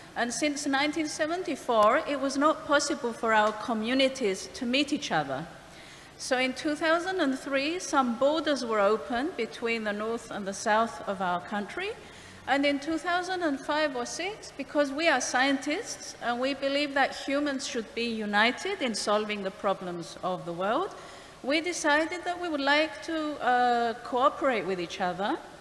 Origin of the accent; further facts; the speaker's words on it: Cyprus; I'm from Cyprus, from the Greek Cypriot community, where we speak Greek